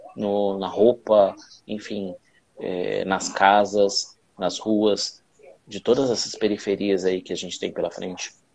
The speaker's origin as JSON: {"language": "Portuguese", "region": "São Paulo", "country": "Brazil", "tie": "born or raised there", "said": "como eu fui criado na Zona Leste"}